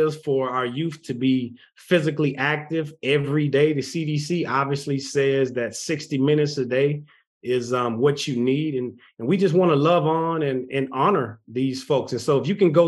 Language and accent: English; Texas, United States; I'm from Texas. I live in Texas